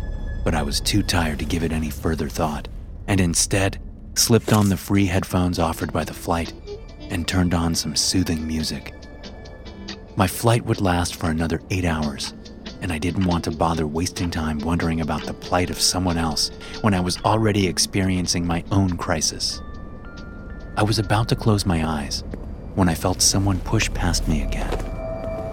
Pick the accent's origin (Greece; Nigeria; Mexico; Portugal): Greece; I had taken a short break from my God-given assignment to visit her in my home country of Greece.